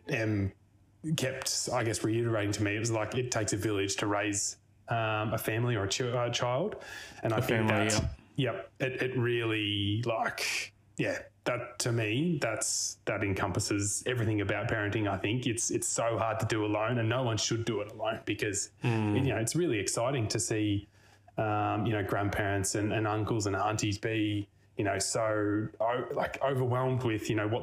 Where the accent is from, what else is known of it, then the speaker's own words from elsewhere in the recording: Albury, New South Wales, Australia; also born or lived in Mornington, Victoria / Melbourne; I was born down in Mornington before it was really cool. And then mum and dad moved up to Albury Wodonga